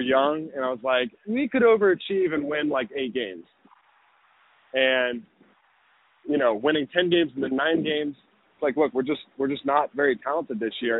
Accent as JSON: {"language": "English", "region": "the South", "country": "United States", "also_born_or_lived": "Corvallis, Oregon", "moved": "as an adult", "said": "I'm moving from the South, where I've pretty much lived the majority of my life, to the Pacific Northwest"}